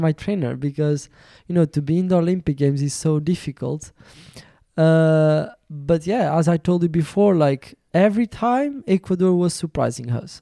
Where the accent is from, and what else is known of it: Portugal; English is a second language